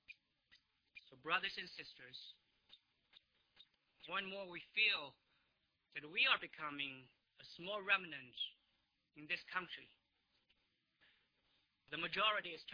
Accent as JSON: {"language": "English", "country": "China", "moved": "yes", "lives_now": "United States", "said": "I come from China, but I became a Christian here in the United States"}